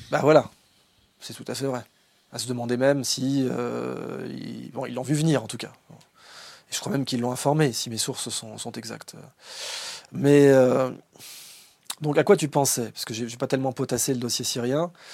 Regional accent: France; en tant que Français

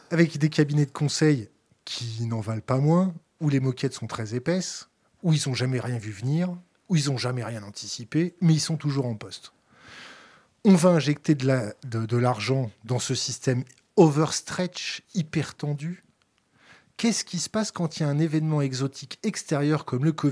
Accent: France; Nous, en tant que Français, on, on l'a dans l'os.

